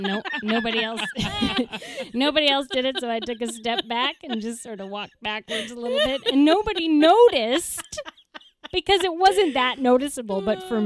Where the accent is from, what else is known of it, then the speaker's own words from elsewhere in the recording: Minnesota, United States; moved away; I'm from Minnesota